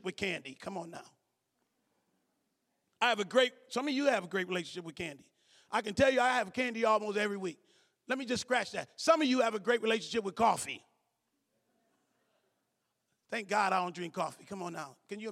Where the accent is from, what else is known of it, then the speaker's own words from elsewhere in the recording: Cleveland, Ohio, United States; I'm from Cleveland.